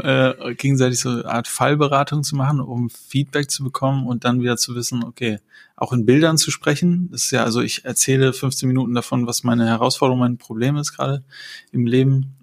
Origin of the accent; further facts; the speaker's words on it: Germany; zu Hause hier so in Deutschland und Europa